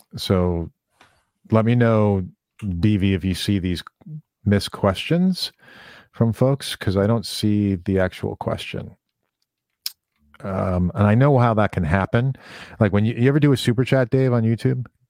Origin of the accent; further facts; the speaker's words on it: New York City, New York, United States; I grew up in Brooklyn, New York